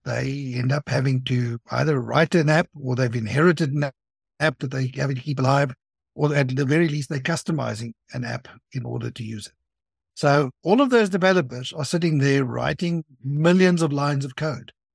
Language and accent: English; South Africa; I'm from South Africa. I live there. I have been there all of my life.